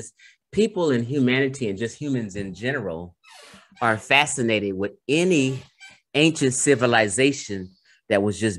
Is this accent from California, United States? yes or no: yes; Carson, California, United States; when I grew up in Carson, Cerrito, we have a huge Samoan population. out here.